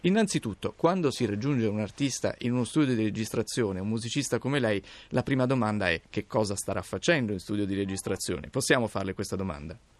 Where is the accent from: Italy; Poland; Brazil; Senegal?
Italy; Apulia; chi come me è pugliese